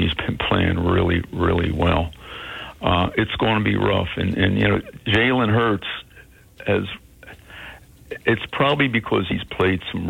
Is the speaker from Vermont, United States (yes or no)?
no; Philadelphia, Pennsylvania, United States; I grew up in Philadelphia